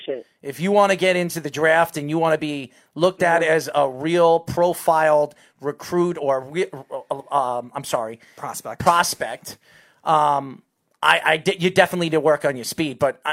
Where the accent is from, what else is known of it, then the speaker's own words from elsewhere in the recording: Long Island, New York, United States; I'm from Long Island